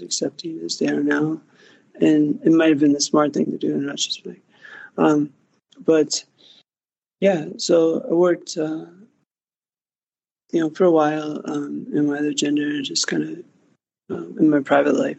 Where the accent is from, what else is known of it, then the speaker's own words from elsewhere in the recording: Pittsburgh, Pennsylvania, United States; moved away as an adult; also born or lived in Phoenix, Arizona; now in Los Angeles, United States; I grew up in Pittsburgh, Pennsylvania